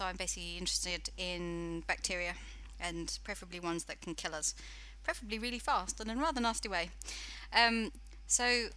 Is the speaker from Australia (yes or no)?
no; United Kingdom; moved away as an adult; now in New Zealand; For anybody who doesn't understand my accent, I'm actually British